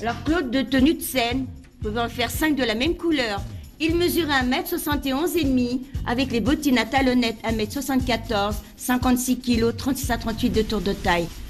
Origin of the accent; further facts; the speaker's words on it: Egypt; moved away; j'ai quitté l'Égypte